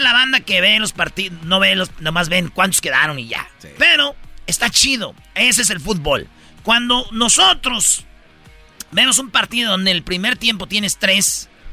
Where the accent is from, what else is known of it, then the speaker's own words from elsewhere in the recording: Mexico; Yo soy mexicano